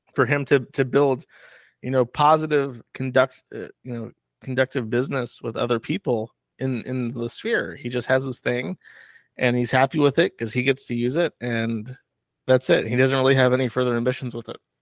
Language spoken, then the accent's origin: English; Florida, United States; moved away; I'm from Florida